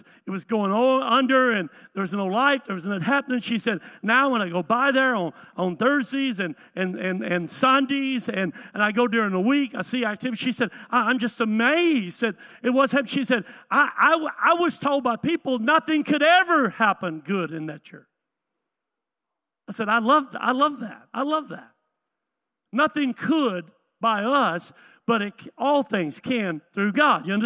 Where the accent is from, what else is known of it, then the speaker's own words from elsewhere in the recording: the South, United States; I grew up in the South